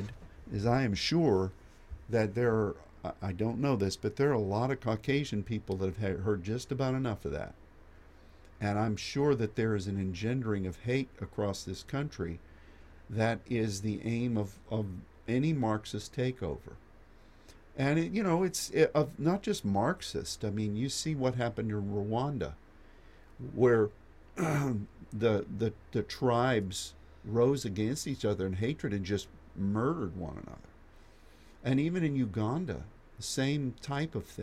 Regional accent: United States; as an American

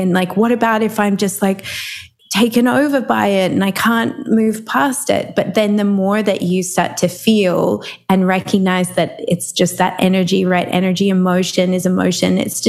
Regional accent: Melbourne, Victoria, Australia; I'm from Melbourne, which is down the bottom of Australia.

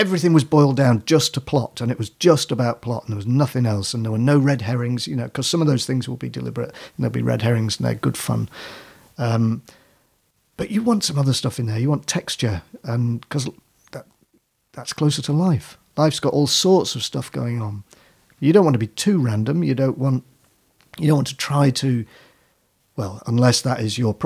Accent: Manchester, North West England, United Kingdom; also born or lived in Whitley Bay, North East England; I was born in Manchester and then when I was very small, we went to Whitley Bay

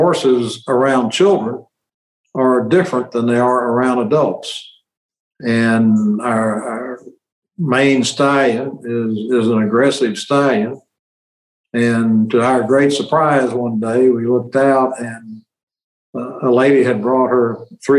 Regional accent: Kennett, Missouri, United States; moved away as an adult; also born or lived in Sikeston, Missouri; now in Memphis, United States; my hometown of Kennett

